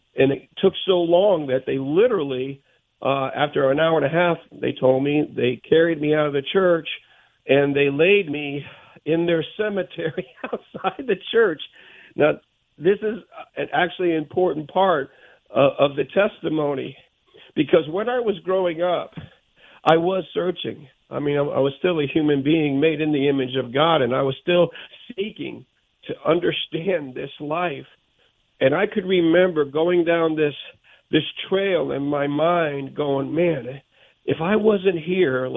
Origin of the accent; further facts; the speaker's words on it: Bridgeport, Connecticut, United States; growing up in Bridgeport, Connecticut with my dad